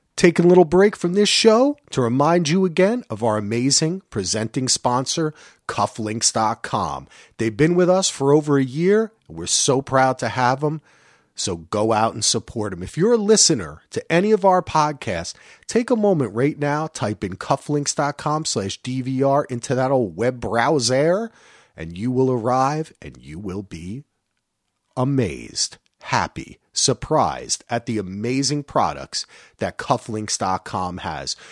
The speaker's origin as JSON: {"language": "English", "region": "New Jersey", "country": "United States", "said": "I'm from Jersey"}